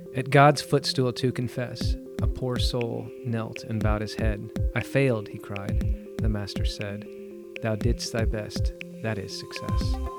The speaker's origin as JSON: {"language": "English", "region": "Southern California", "country": "United States", "tie": "born or raised there", "said": "I grew up in Southern California"}